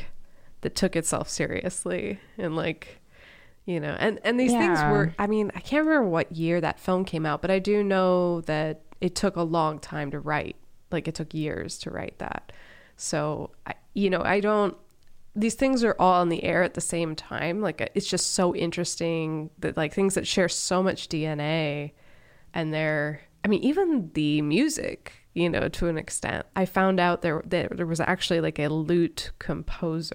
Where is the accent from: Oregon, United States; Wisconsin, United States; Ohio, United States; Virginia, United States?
Ohio, United States; I'm from Ohio